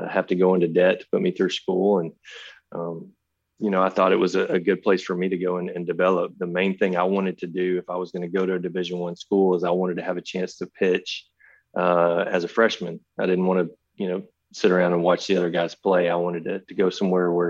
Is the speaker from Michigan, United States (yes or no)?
no; Carthage, Texas, United States; my hometown in Carthage